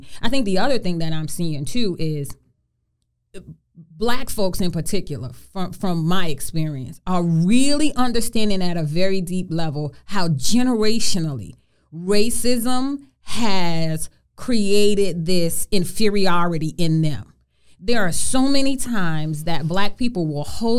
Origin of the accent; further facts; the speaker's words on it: New York City, New York, United States; growing up in Brooklyn in the projects and the struggles